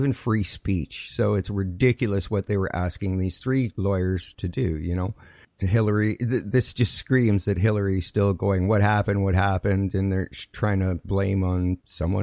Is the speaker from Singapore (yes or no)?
no; Canada; as a Canadian